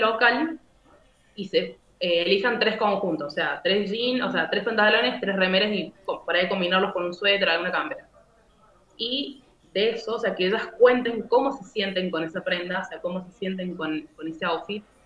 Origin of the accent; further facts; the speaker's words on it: Córdoba, Argentina; soy de Argentina, Córdoba, tengo 23 años.